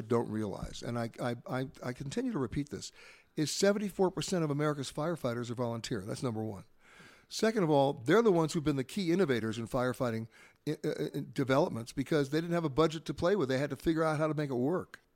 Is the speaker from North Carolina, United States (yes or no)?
no; New York, United States; I grew up in New York